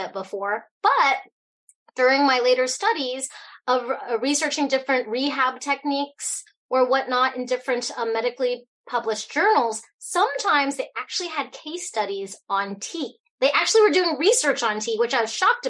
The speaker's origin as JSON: {"language": "English", "town": "Fairbanks", "region": "Alaska", "country": "United States", "tie": "born or raised there", "also_born_or_lived": "Hong Kong", "said": "I was born in Hong Kong, grew up here in Fairbanks, Alaska"}